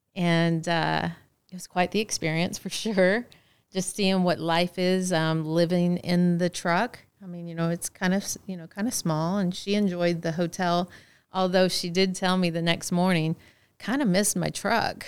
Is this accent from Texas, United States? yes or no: yes; Texas, United States; moved away as an adult; I'm from Texas